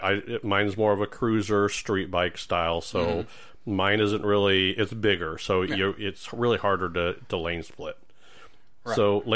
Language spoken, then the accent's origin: English; California, United States; I came from California.